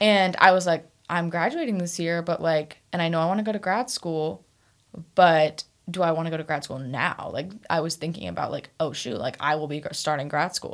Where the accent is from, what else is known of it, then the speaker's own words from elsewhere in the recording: Topeka, Kansas, United States; moved away as an adult; also born or lived in Fayetteville, Arkansas; I'm from Topeka, Kansas. I, yeah, I was raised on, like, a farm. So, like, I have the classic, like, Kansas upbringing experience